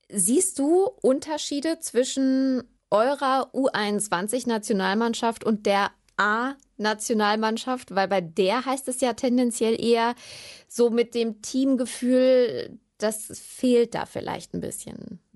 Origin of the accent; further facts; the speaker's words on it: Germany; als Deutsche